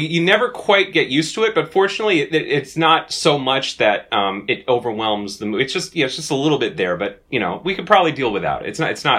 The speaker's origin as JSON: {"language": "English", "town": "Eugene", "region": "Oregon", "country": "United States", "tie": "born or raised there", "said": "growing up in Eugene in the 90s"}